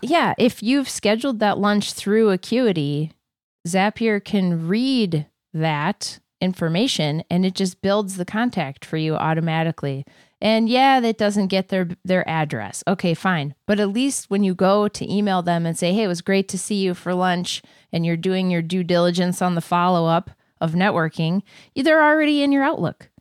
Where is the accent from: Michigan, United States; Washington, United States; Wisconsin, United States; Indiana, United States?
Wisconsin, United States; now in Minnesota, United States; I was born in Wisconsin